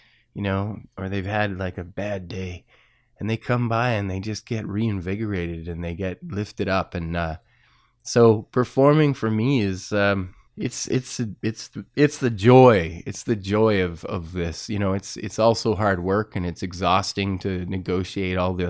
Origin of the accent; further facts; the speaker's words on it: Winnipeg, Manitoba, Canada; now in Hamilton, Canada; I was born in Winnipeg. Hamilton reminds me a lot of Winnipeg, which is the city of my childhood.